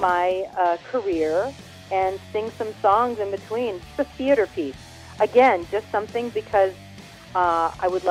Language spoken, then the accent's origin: English; Hawaii, United States; I was born and raised in Hawaii